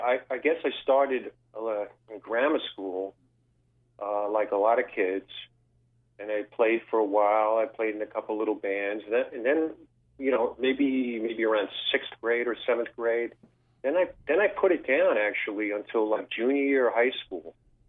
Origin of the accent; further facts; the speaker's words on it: New York City, New York, United States; also born or lived in Los Angeles, California / Manhattan, New York; I grew up on Staten Island, New York. I left probably when I was about 19. I went out to California, went to Los Angeles for about a year or two. And then I came back and moved into Manhattan and never turned back, you know?